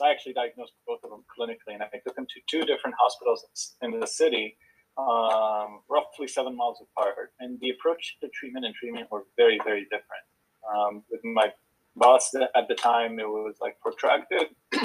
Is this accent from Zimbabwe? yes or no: no; Israel; moved away as an adult; also born or lived in Houston, United States / Boston, United States; So originally born and raised in Israel, spent quite a bit of time in Israel and the U.S. as a kid.